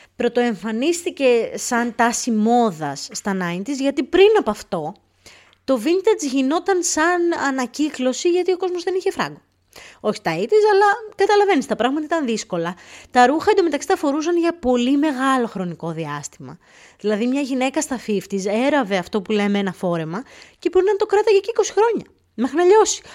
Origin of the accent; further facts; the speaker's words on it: Greece; moved away as an adult; now in England, United Kingdom; τελευταία φορά που έφυγα από την Ελλάδα πριν 7-8 χρόνια